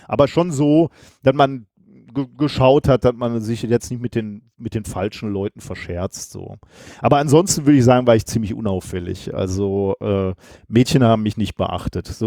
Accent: Gelsenkirchen, North Rhine-Westphalia, Germany; also born or lived in Recklinghausen; und ich bin dann in Recklinghausen geboren worden. Ja, bin äh, die ersten Jahre dann aber in, in Gelsenkirchen geblieben und habe da auch alles durchlebt, was man durchleben kann.

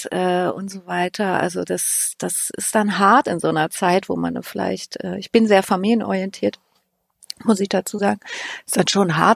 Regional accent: Halle an der Saale, Saxony-Anhalt, Germany; born there; Ich bin in Halle an der Saale geboren, genau gesagt in Halle Neustadt, Hanoi.

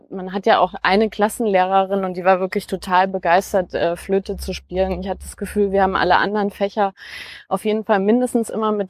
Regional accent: Bavaria, Germany; also born or lived in Cologne; Also wir sind äh, relativ bald dann nach äh, in die Nähe von Nürnberg gezogen. Und da bin ich im Wesentlichen aufgewachsen.

